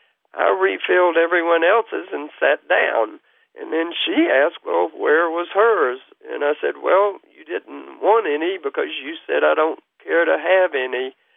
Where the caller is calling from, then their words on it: Kingsport, Tennessee, United States; I'm calling from Kingsport, Tennessee.